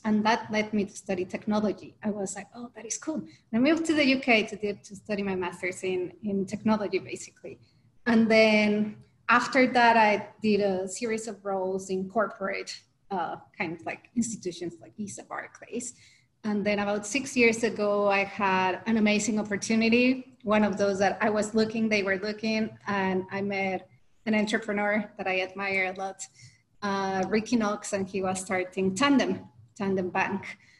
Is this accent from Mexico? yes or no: yes; Mexico; I'm originally from Mexico, so that was in Mexico.